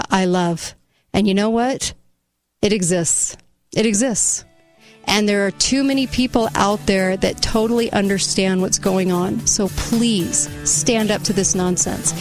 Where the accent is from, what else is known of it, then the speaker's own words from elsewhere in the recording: United States; as an American